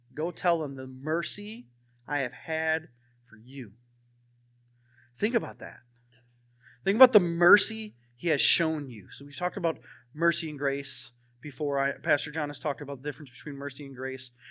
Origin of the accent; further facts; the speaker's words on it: Wisconsin, United States; moved away; I'm from Wisconsin